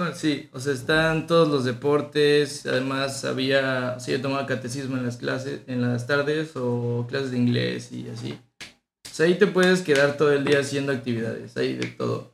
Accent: State of Mexico, Mexico; also born or lived in Tabasco / Tampico; Yo nací en Tabasco y Hermosa, pero mis mis papás y mis dos familias son de Tampico. Okay. Entonces toda mi familia es de Tampico. Y a los tres años me fui al Estado de México y ahí he estado toda mi vida.

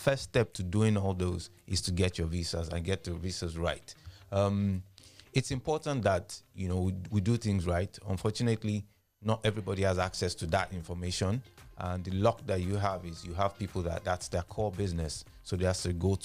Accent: Nigeria; I grew up in Larry from about 1991

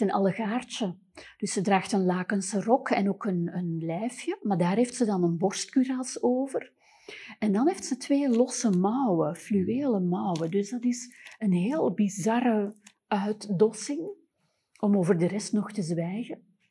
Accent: Antwerp, Flanders, Belgium; als Antwerpenaar

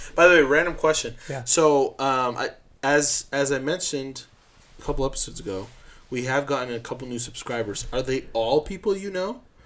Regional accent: Uruguay; moved away; I was from Uruguay

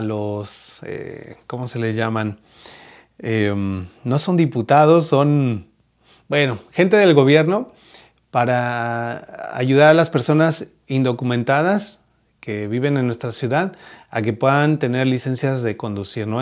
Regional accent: Mexico; now in United States; en México también hacemos este tipo de kermés

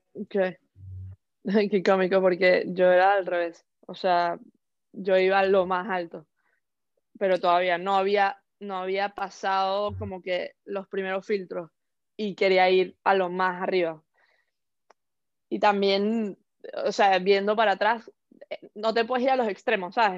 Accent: Venezuela; now in Hong Kong; soy una venezolana ex jugadora de tenis profesional

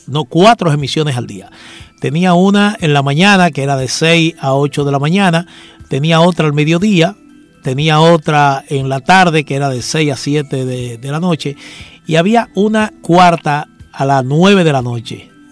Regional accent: Santo Domingo, Dominican Republic; also born or lived in Villa Riva (father's origin); yo nací en Santo Domingo, pero mi papá era de Villarriba

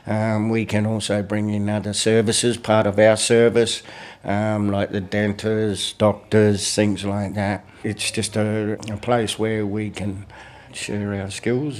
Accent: Arnhem Land, Northern Territory, Australia; now in Fitzroy, Australia; I am from Arnhem, where it is all traditional Aboriginal culture is based on community and how we're related to each other

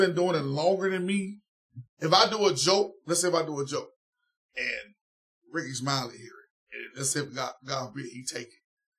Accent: Atlanta, Georgia, United States; I'm from Atlanta.

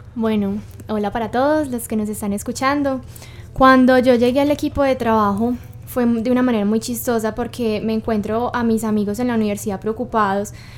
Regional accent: Cartago, Valle del Cauca, Colombia; yo soy de Cartago

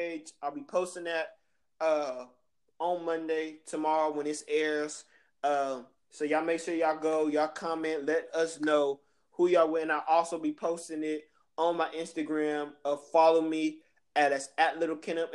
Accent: Bay Area, California, United States; I'm from California. I'm from the Bay Area

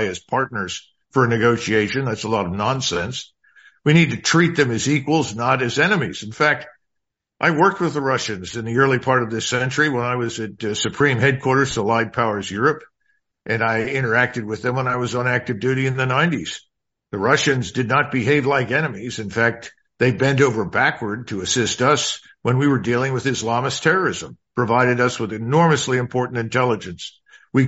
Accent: Philadelphia, Pennsylvania, United States; I grew up in North Philadelphia with large numbers of Ukrainians and Poles

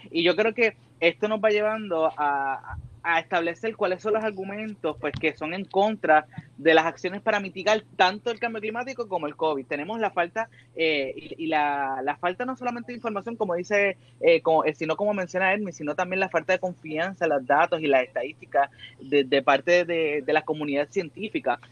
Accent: Puerto Rico; no solamente somos de Puerto Rico

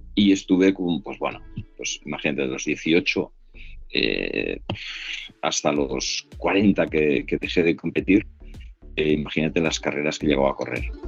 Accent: Tarragona, Catalonia, Spain; yo soy de Tarragona

